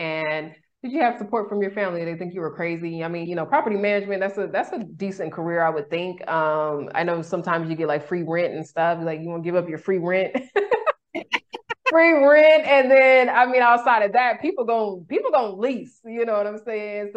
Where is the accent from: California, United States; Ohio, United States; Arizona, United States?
California, United States; Sacramento; moved away as an adult; now in Mexico; I'm originally from Sacramento.